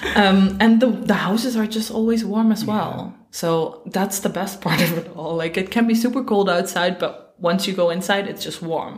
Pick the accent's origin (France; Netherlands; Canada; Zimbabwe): Netherlands; moved away as an adult; now in Iceland; I'm originally from the Netherlands, and I uh, moved here about four and a half years ago